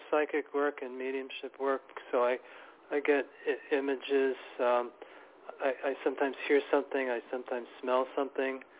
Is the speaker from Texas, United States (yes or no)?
no; Bridgeport, Connecticut, United States; now in New York City, United States; Bridgeport, Connecticut.